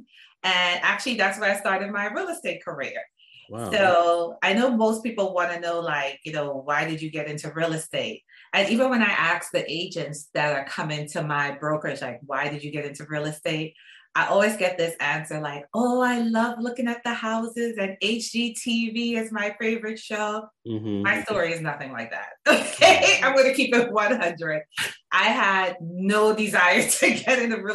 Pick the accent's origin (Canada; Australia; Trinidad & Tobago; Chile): Trinidad & Tobago; Port of Spain; moved away as an adult; also born or lived in Washington, D.C.; now in Maryland, United States; I am originally from Port of Spain, Trinidad. That's why I said, that's why I said my accent kicks